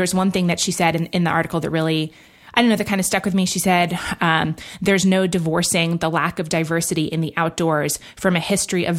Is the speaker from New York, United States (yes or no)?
yes; New York City, New York, United States; I grew up in Manhattan